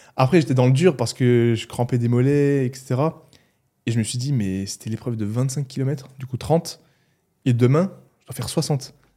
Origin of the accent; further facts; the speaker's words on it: Mulhouse, Grand Est, France; accent: Alsatian; Je suis né à Mulhouse, je suis resté autour de Mulhouse